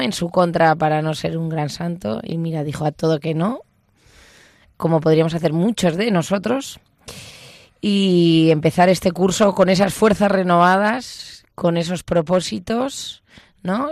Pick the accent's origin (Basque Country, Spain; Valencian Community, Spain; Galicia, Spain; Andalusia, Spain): Basque Country, Spain; yo soy, soy vasca